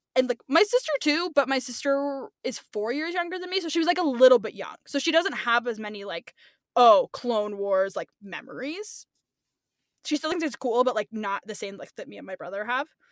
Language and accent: English; California, United States; I'm Brooklyn. Um, I grew up in California.